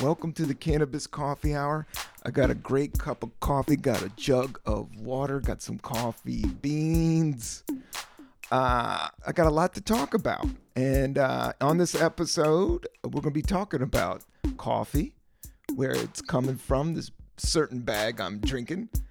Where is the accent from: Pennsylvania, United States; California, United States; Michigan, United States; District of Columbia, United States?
District of Columbia, United States; Washington; I grew up in Washington, D C